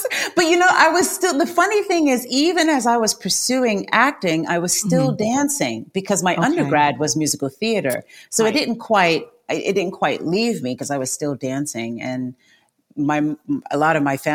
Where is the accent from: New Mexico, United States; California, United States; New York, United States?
New York, United States; I was born in New York and my family's originally from Guyana